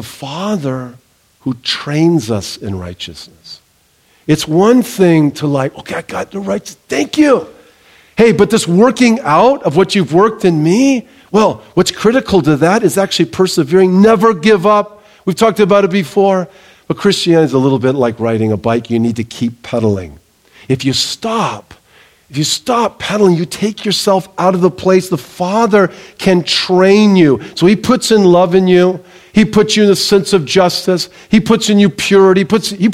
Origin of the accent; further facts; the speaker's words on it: Southern California, United States; I grew up in Southern California. I grew up near the beach.